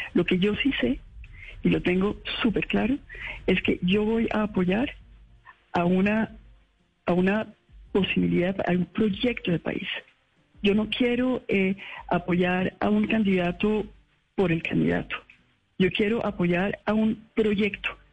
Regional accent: Colombia; como colombianos

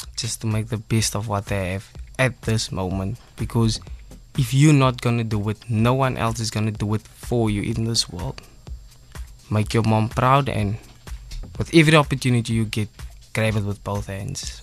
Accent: Cape Town, Western Cape, South Africa; Mitchell's Plain. I'm originally from Mitchell's Plain, East Ridge.

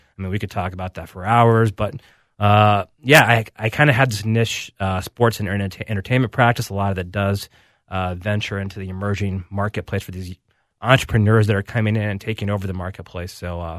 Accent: Alabama, United States; So, for example, I grew up in Alabama, and most people wouldn't know that from talking with me.

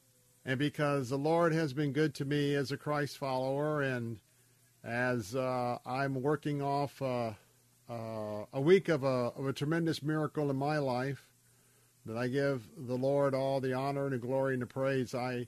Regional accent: Tampa, Florida, United States; I was born here in Tampa, Florida. I've stayed in Tampa, Florida.

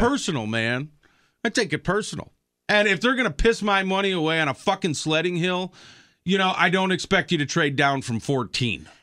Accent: Chicago, Illinois, United States; now in Wisconsin, United States; when I was growing up and everything, I always listened to sports talk radio in Chicago

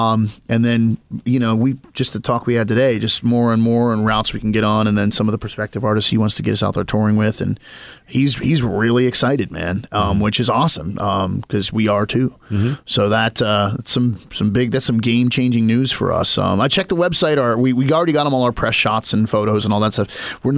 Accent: Maryland, United States; Like, I'm from Western Maryland.

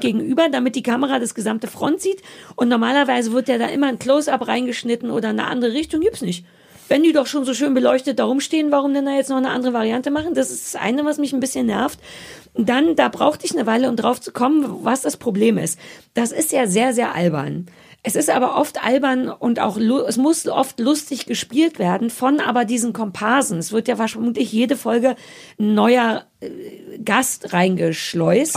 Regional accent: East Germany, Germany; Ich komme ja aus dem Osten

